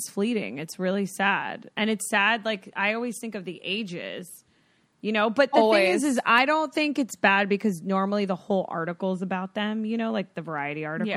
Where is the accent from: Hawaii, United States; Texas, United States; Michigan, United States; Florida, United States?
Florida, United States; I grew up in Florida